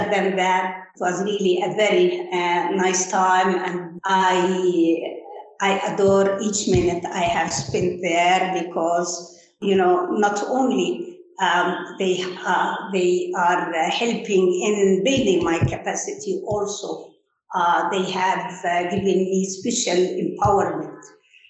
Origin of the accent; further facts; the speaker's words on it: Gaza, Gaza Strip, Palestine; also born or lived in Egypt / Leeds; the … originally are Gazans